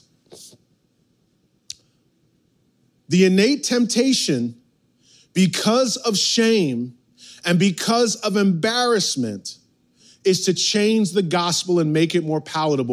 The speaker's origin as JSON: {"language": "English", "region": "outside New York City", "country": "United States", "tie": "born or raised there", "said": "growing up outside New York City"}